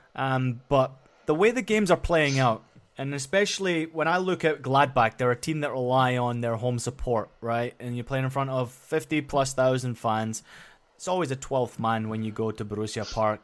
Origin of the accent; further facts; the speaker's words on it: Scotland, United Kingdom; moved away; where I grew up in Scotland